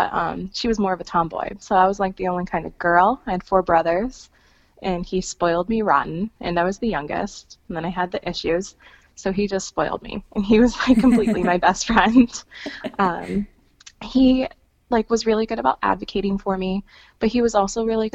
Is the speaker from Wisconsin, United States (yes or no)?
yes; Wisconsin, United States; I'm from Wisconsin